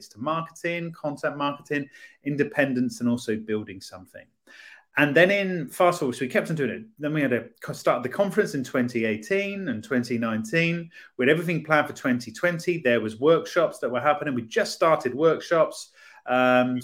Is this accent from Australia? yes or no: no; Poole, South West England, United Kingdom; moved away as an adult; I'm a Poole lad, born and bred